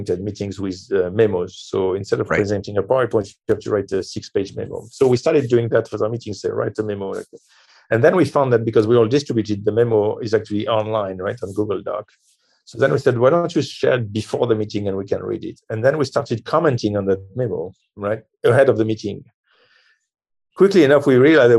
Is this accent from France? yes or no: yes; France; I'm from France